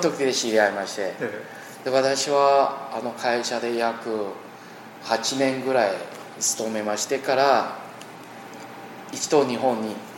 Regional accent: Taiwan; Japanese is a second language; moved away as an adult; 台湾に一応戻ってきました

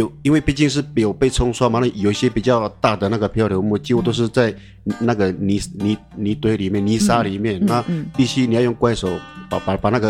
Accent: Tuban, Taitung County, Taiwan; 对，都在部落念书。对，不管是国小、国国小、国中、高中，高中在台东高工。

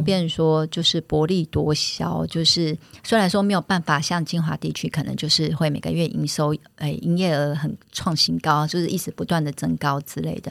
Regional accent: Keelung, Taiwan; 我们本身是基隆人

